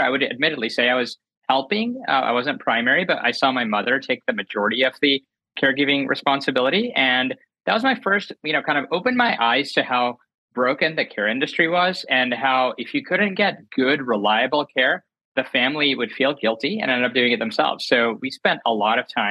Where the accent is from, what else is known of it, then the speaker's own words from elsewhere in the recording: North Carolina, United States; I grew up in North Carolina, later went to Penn and was working on Wall Street